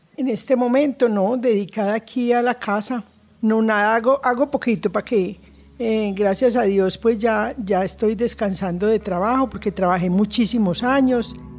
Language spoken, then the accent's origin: Spanish; Bello, Antioquia, Colombia; moved away as an adult; now in Envigado, Colombia; Nací en Bello. Toda la vida vivimos entre Santa Catalina y eh, por toda la 47 y el terminal de la 47.